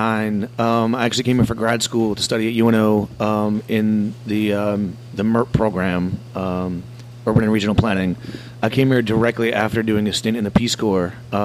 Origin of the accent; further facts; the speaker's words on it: Wisconsin, United States; moved away as an adult; also born or lived in Jamaica; now in New Orleans, United States; I grew up in Wisconsin